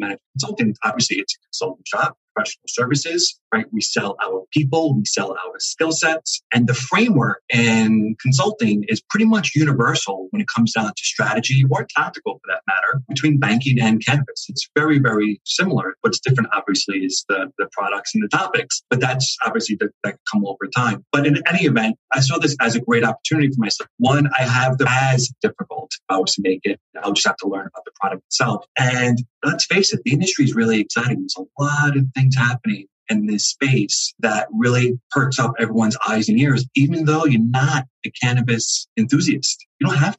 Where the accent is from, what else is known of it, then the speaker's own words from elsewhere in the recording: New York City, New York, United States; moved away as an adult; now in New Jersey, United States; I'm born and raised in Staten Island, New York. So I'm a New Yorker. I lived there for 27 years. I defected to New Jersey